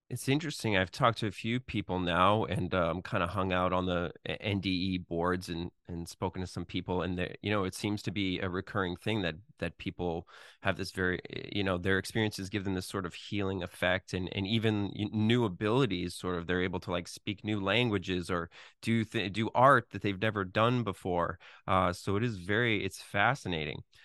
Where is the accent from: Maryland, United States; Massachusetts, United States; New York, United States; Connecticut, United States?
Massachusetts, United States; Boston; Boston. That's my hometown